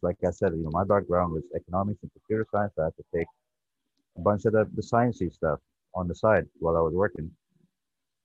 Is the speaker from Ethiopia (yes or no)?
yes; Ethiopia; also born or lived in Lancaster, Pennsylvania; now in United States; my background is I came from Ethiopia. That's where I was born. I came to this country in 2000